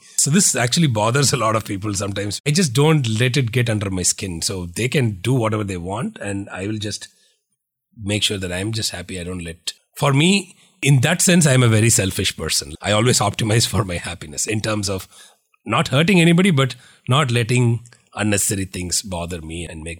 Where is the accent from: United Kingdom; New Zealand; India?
India; now in United States; So that is the journey which I set out when I moved from India to Valley, because in India, people were celebrating us for $100 million.